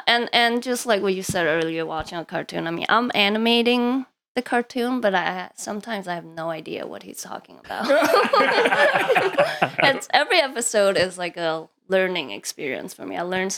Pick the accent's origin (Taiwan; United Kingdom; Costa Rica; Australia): Taiwan; Taipei; moved away as an adult; also born or lived in South Africa; I was born in Taiwan, Taipei